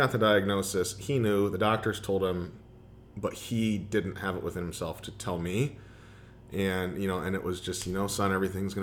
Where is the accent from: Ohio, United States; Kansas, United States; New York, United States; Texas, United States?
Ohio, United States; Toledo; to be at a D1 school in my hometown where I still knew everybody